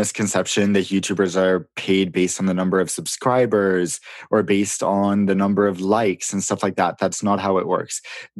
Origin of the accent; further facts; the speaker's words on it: Sweden; also born or lived in London, United Kingdom; But I was born in London, actually. So I lived in the UK until I was 9. And then my parents got divorced. So my dad moved home to New York and I moved to my mom's hometown in Sweden.